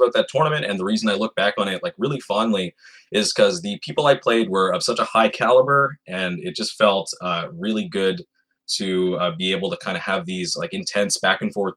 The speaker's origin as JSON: {"language": "English", "area": "Rosay", "region": "New Brunswick", "country": "Canada", "lives_now": "Fredericton, Canada", "said": "So I'm originally from Rosay, New Brunswick. And I currently living in the capital, Fredericton, New Brunswick"}